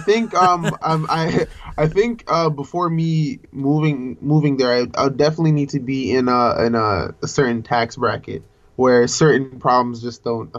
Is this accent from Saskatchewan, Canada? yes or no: no; Toronto, Ontario, Canada; I am from... I grew up in the West End.